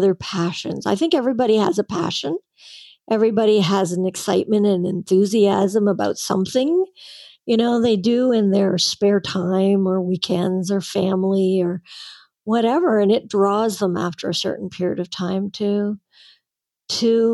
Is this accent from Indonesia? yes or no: no; Canada; I'm a Canadian